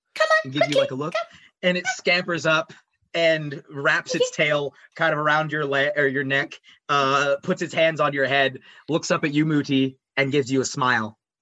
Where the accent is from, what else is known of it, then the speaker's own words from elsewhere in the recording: United States; I'm also an American